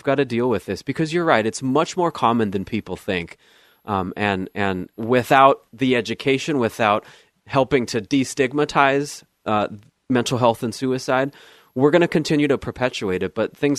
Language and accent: English; United States; moved away as an adult; also born or lived in Southern California / Arizona / Flagstaff, Arizona; now in Oregon, United States; I grew up in Southern California and also Arizona. My wife and I moved here in 2008.